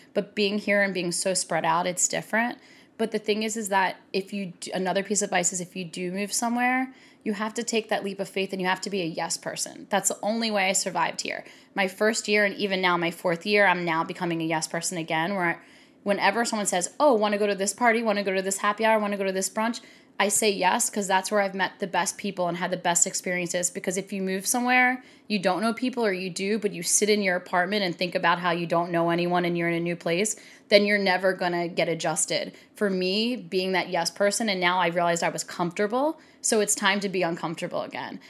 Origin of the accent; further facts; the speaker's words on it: Baltimore, Maryland, United States; moved away as an adult; also born or lived in New York / California; now in Los Angeles, United States; growing up in Baltimore